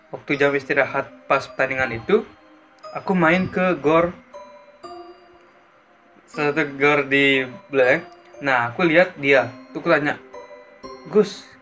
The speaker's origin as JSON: {"language": "Indonesian", "town": "Gianyar", "region": "Bali", "country": "Indonesia", "said": "Sementara aku dari Gianyar."}